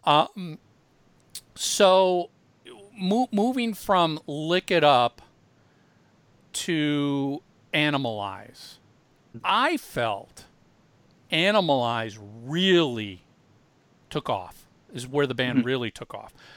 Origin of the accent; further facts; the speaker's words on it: Minneapolis, Minnesota, United States; Tommy and I grew up in in Minneapolis